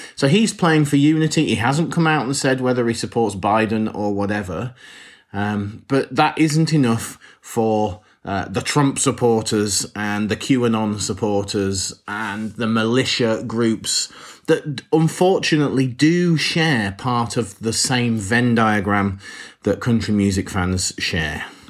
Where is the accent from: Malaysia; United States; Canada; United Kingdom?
United Kingdom; England; We, as English people